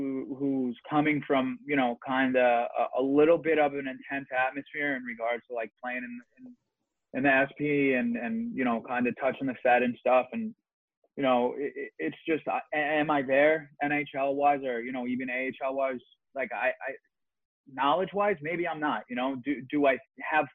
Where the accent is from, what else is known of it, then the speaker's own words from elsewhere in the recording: New York City, New York, United States; I grew up with him in Staten Island and everything